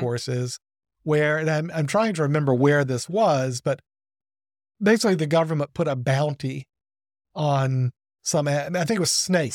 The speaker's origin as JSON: {"language": "English", "town": "Birmingham", "region": "Alabama", "country": "United States", "tie": "born or raised there", "said": "I grew up outside of Birmingham"}